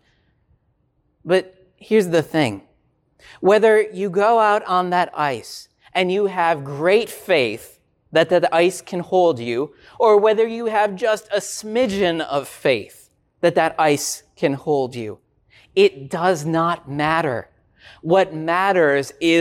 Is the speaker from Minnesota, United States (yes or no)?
yes; Minnesota, United States; I grew up in Minnesota